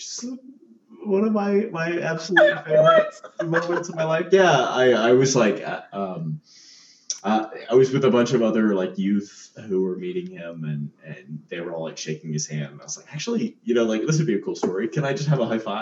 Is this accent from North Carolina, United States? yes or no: yes; North Carolina, United States; I grew up in North Carolina